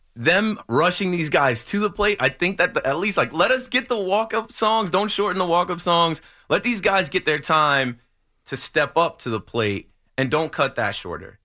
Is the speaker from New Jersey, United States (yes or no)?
yes; Ocean Township, New Jersey, United States; from Ocean Township High School